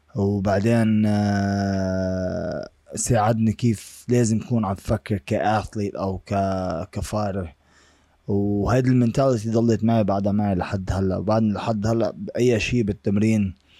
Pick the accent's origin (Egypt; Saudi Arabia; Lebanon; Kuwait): Lebanon; now in United States; العقلية اللي أنا طالع فيها من لبنان